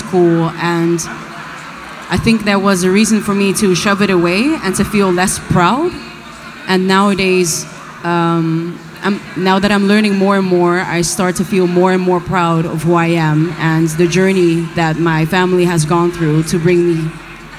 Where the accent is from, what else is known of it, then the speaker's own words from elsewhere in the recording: Rotterdam, South Holland, Netherlands; I was born in Rotterdam